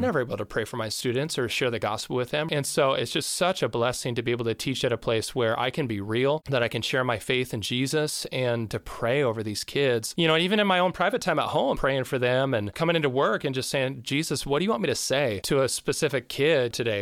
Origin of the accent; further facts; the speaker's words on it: between Carnation and Duvall, Washington, United States; also born or lived in Tacoma / Tanzania; I grew up just down the, the street, uh, at, like, Marcellus, in between, uh, Carnation and Duval